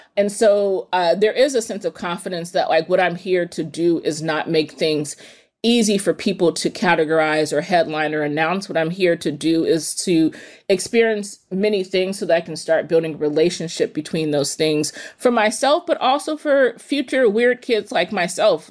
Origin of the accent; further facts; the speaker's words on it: East Palo Alto, California, United States; I grew up in East Palo Alto, which is a small city in the peninsula in Northern California